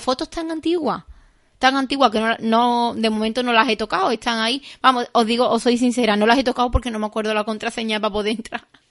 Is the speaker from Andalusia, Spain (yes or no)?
yes; Seville, Andalusia, Spain; now in Arahal, Spain; yo soy de Sevilla